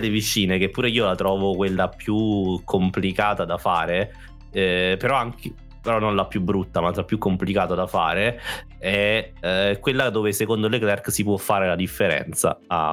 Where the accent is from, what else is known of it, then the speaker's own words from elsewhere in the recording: Naples, Campania, Italy; noi siamo indietro, siamo terroni